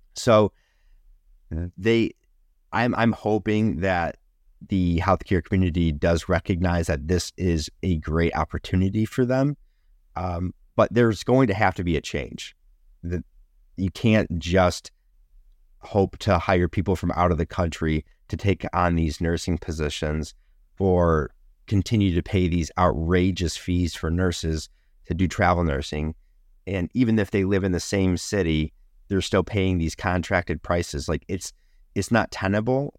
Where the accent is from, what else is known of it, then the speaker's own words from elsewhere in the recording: Rochester, New York, United States; Kodak um, in my hometown used to be uh, everybody worked for Kodak in this area. And they had multiple buildings spread across Rochester